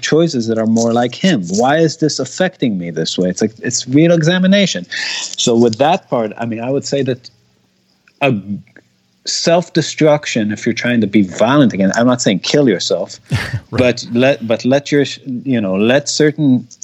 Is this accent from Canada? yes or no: no; Israel; English is a second language; I speak Hebrew. I'm from Israel